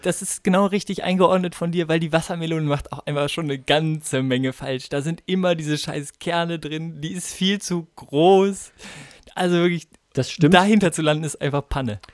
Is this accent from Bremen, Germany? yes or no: yes; Bremen, Germany; ich komme ja aus Bremen